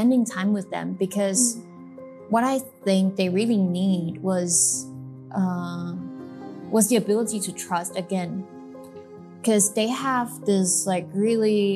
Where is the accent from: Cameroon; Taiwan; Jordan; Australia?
Taiwan; Kaohsiung; growing up in Kaohsiung, never been abroad